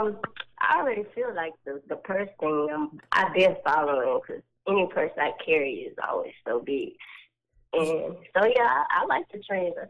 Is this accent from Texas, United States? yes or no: yes; Houston, Texas, United States; Oh, yeah, I'm from Asia, from Houston.